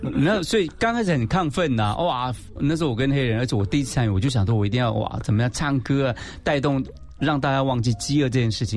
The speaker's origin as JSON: {"language": "Chinese", "country": "Taiwan", "tie": "born or raised there", "said": "从小就在这样的环境下长大"}